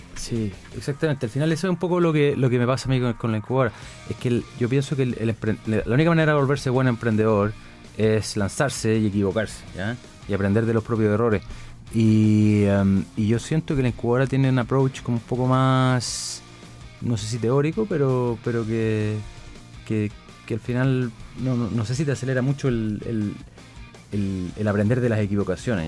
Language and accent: Spanish; Chile; los chilenos íbamos